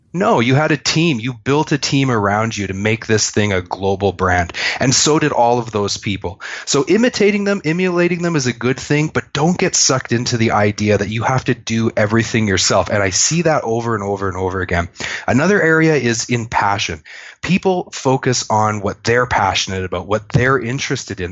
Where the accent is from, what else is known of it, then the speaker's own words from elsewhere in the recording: Canada; I'm a Canadian.